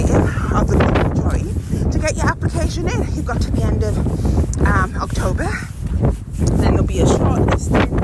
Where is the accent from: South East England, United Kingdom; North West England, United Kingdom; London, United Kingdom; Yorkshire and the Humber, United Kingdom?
Yorkshire and the Humber, United Kingdom; Yorkshire Moors and Dales; growing up in the Yorkshire Moors and Dales